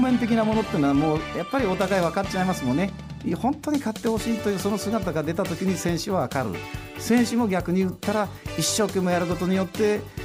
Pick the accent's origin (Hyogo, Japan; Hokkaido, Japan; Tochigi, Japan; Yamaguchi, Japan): Tochigi, Japan; Utsunomiya; moved away as an adult; also born or lived in Tosu, Saga; 宇都宮で生まれて、はい、宇都宮で育ててもらいました